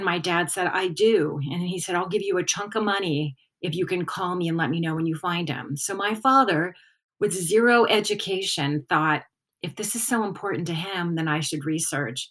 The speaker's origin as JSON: {"language": "English", "town": "Hawthorne", "region": "California", "country": "United States", "tie": "born or raised there", "said": "I grew up in Hawthorne"}